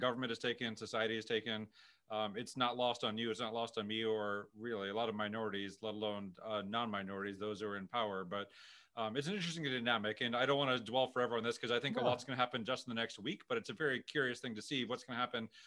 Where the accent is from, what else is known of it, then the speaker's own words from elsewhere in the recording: St. Louis, Missouri, United States; My parents are from Pakistan. I was born and raised here